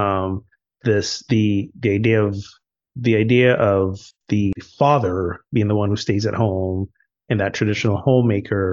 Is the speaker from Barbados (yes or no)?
yes; Barbados; also born or lived in United States; now in Morocco; my home country, Barbados, which arguably is a little more gender progressive